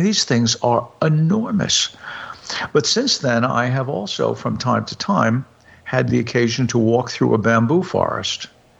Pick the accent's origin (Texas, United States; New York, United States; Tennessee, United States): New York, United States; also born or lived in Hudson Valley; I grew up in New York, but I spent 11 summers in a quite rural part of the Hudson Valley.